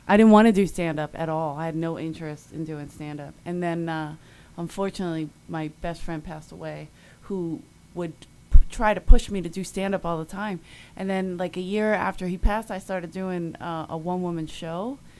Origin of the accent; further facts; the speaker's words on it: Philadelphia, Pennsylvania, United States; Right, there you go. Philly, I haven't gotten booed. That's